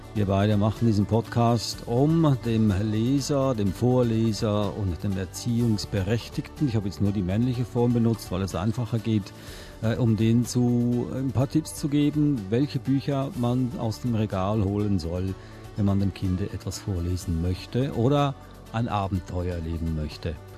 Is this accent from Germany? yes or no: no; Swiss Plateau, Switzerland; now in Australia; Ich bin im Mittelland aufgewachsen, aber in den Alpen hatten wir ein Ferienhäuschen